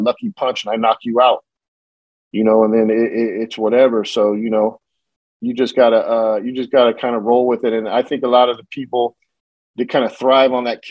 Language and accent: English; California, United States; also born or lived in Lemoore, California / San Diego, California / San Jose, California; I was born in Lemoore, California, which is a central coast between LA and San Diego. You know, I grew up in San Diego and I grew up in San Jose, you know, and I spent a lot of time in Northern California